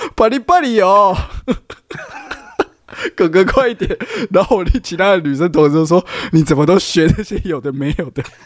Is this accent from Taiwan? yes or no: yes; Taiwan; 我们台湾的，台湾的